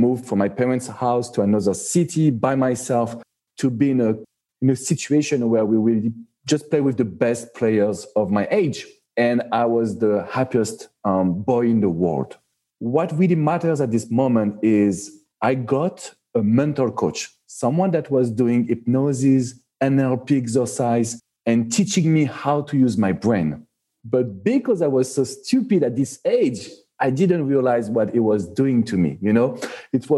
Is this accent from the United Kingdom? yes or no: no; Paris, Île-de-France, France; accent: French; English is a second language; moved away as an adult; now in Miami, United States; I am born and raised in Paris, so you can feel it with my French accent